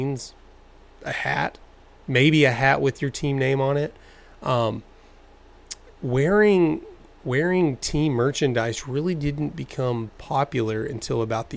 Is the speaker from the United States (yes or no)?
yes; Texas, United States; I grew up in Texas